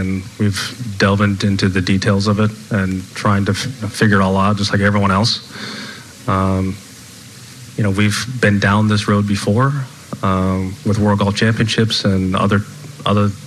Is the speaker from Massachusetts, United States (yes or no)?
no; Los Angeles area, California, United States; my hometown